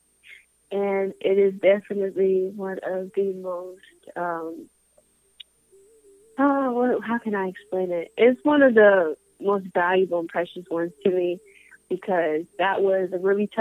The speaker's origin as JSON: {"language": "English", "town": "Colorado Springs", "region": "Colorado", "country": "United States", "tie": "born or raised there", "moved": "yes", "lives_now": "Georgia, United States", "said": "me growing up in Colorado Springs"}